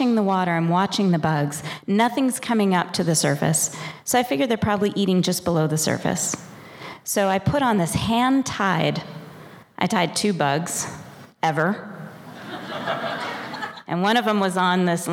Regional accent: Washington, District of Columbia, United States; now in Montana, United States; I was born in Washington, D.C.

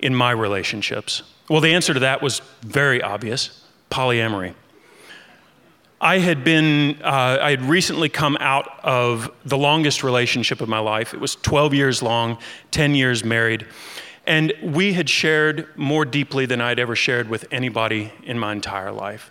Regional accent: Kentucky, United States; I grew up in Kentucky

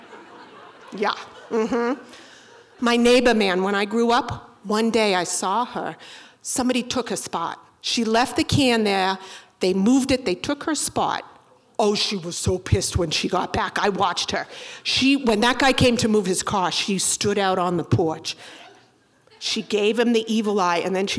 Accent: Boston, Massachusetts, United States; I'm from Boston

